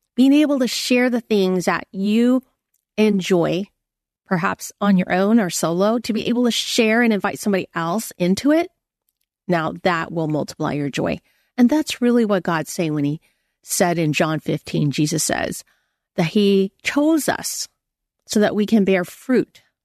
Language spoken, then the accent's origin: English; United States; I'm Chinese American